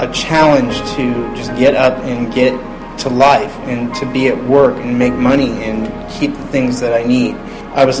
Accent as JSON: {"language": "English", "town": "Upper Arlington", "region": "Ohio", "country": "United States", "tie": "born or raised there", "also_born_or_lived": "Columbus, Ohio", "said": "I'm from Columbus, and I grew up in a town called Upper Arlington"}